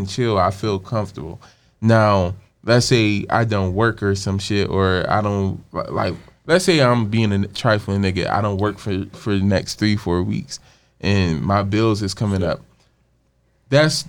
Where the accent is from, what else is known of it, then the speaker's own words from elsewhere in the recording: Cleveland, Ohio, United States; I grew up in Cleveland.